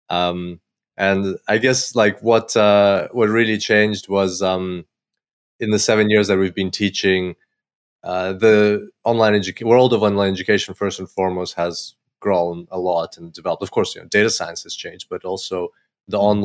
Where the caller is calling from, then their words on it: Gold Coast, Queensland, Australia; and I'm calling from Gold Coast, Australia.